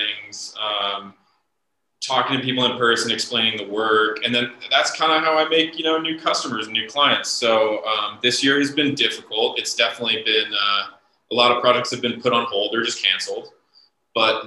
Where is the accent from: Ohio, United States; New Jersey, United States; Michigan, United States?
Ohio, United States; I grew up in Ohio for the most part.